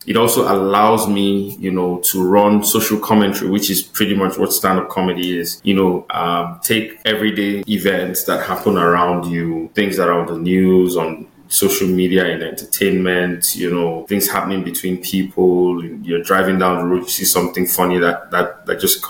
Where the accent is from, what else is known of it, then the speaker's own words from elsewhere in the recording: Delta, Nigeria; moved away as an adult; now in Calgary, Canada; I'm from Delta State in Nigeria.